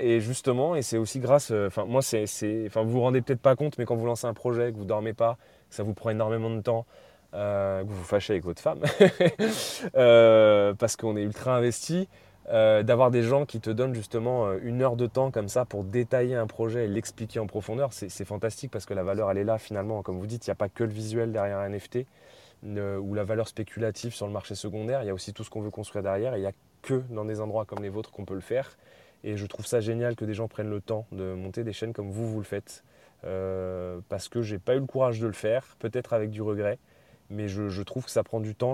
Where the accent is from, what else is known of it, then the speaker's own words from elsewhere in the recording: France; en tant que Français